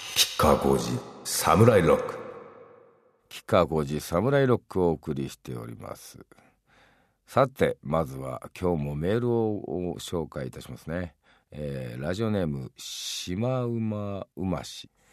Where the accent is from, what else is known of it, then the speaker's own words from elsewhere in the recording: Hiroshima, Japan; 自分広島出身ですけど